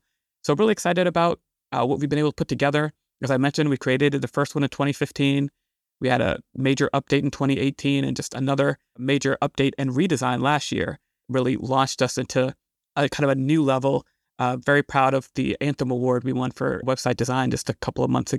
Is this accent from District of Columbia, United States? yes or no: yes; Washington, District of Columbia, United States; I'm from Washington, D.C. in the D.C. area. I grew up really fascinated by all the issues and challenges we were having in this area in the 80s and 90s